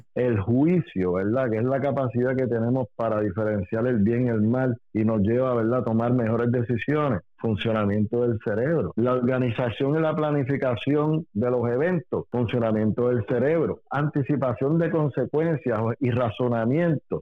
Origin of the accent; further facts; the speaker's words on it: Puerto Rico; yo soy puertorriqueño, nací y me crié aquí